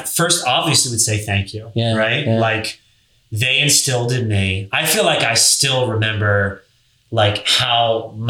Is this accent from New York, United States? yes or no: no; Delaware, United States; I'm from Delaware. That's where I grew up. Yeah. That's where I went to high school.